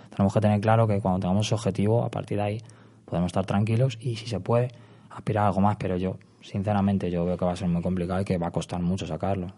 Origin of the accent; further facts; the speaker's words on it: Madrid, Community of Madrid, Spain; also born or lived in Salamanca; yo soy de Vallecas, me he criado en Vallecas